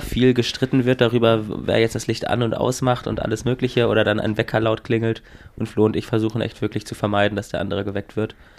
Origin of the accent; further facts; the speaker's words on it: Northern Germany, Germany; als Norddeutscher